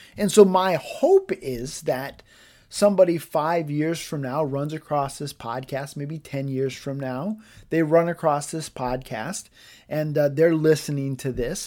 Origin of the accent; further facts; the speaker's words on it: United States; as an American